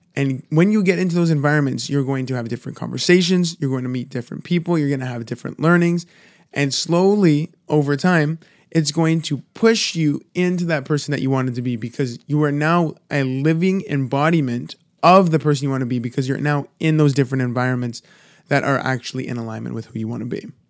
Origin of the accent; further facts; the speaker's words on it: Toronto, Ontario, Canada; I'm from, I'm from Toronto